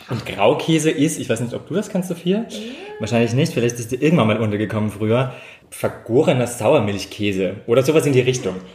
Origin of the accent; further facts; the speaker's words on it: Tyrol, Austria; ich bin ursprünglich aus Tirol, also auch vom Land, das heißt Bauernhof und so weiter ist schon alles sehr nah.